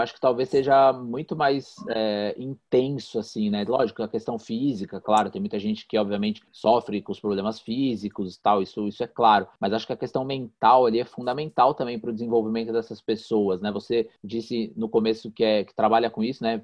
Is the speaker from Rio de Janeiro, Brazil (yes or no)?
no; Mogi das Cruzes, São Paulo, Brazil; eu moro aqui, nascido aqui